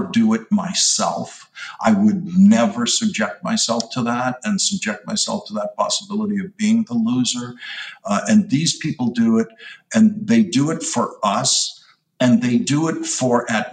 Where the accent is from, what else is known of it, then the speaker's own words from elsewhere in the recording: Boston, Massachusetts, United States; I'm from Boston